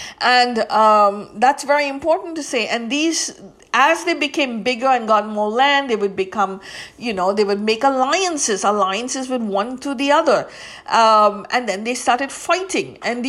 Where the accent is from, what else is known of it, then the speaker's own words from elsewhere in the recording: India; That means I come from India, and my ethnicity is Indian.